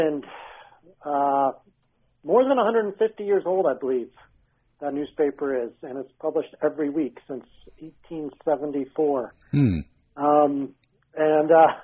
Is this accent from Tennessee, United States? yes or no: no; Durango, Colorado, United States; now in Bulgaria; I was born and raised there in Durango